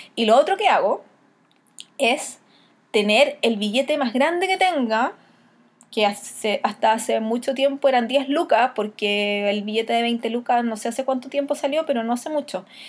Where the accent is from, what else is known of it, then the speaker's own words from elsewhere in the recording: Chile; tradiciones de nosotros como chilenos